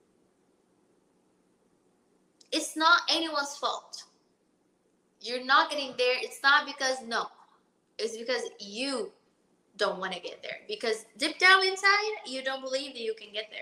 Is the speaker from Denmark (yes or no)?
no; Brazil; moved away as an adult; now in Miami, United States; I'm from Brazil. From a town, a small town called Palatina.